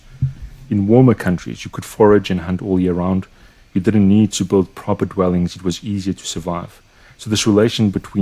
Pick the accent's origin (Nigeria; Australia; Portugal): Portugal; growing up in Portugal and growing through the crisis of 2001 and then 2008 and seeing how it affected Portugal